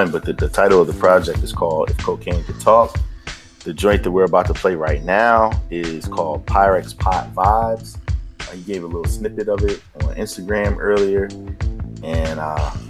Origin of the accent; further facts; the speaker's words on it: Bronx, New York, United States; But like you claim the Bronx, I'm from the Bronx.